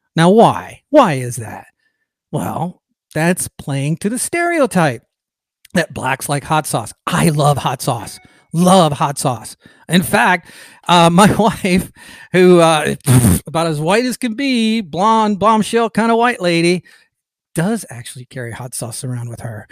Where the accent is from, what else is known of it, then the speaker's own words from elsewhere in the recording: Atlanta, Georgia, United States; Atlanta, uh, my hometown